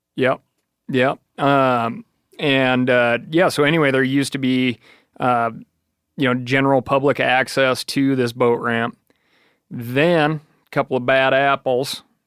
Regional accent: Wyoming, United States; growing up in Wyoming

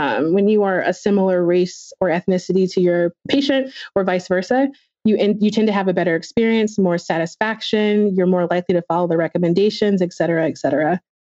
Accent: North Carolina, United States; So I grew up in North Carolina for the most part, but my parents were both military.

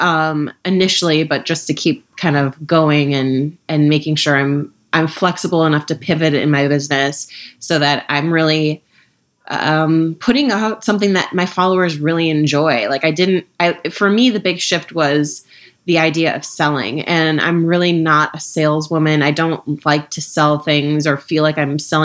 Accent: Minnesota, United States; moved away; also born or lived in Ohio / Washington, D.C.; I'm from Minnesota, grew up in Minnesota and Ohio

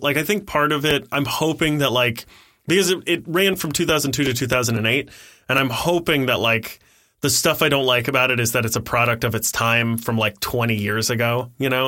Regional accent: Ohio, United States; I was born in Ohio

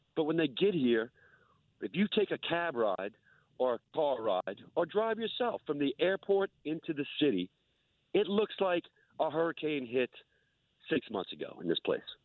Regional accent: New Orleans, Louisiana, United States; I'm born and raised in New Orleans

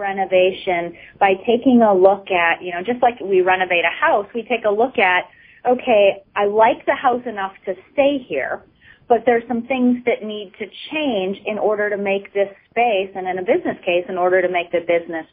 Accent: Minneapolis, Minnesota, United States; now in Maine, United States; I grew up in the inner city of Minneapolis

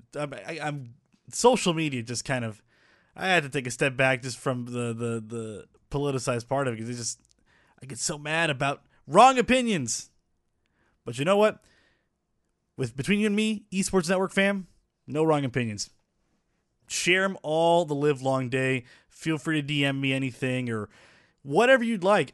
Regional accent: Puerto Rico; also born or lived in North Texas; now in Dallas, United States; I was born in Puerto Rico

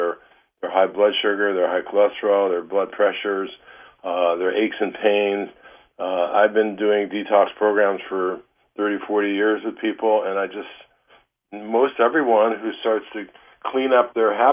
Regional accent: Detroit, Michigan, United States; moved away as an adult; also born or lived in Ann Arbor, Michigan; now in Northern California, United States; you and I grew up in Detroit

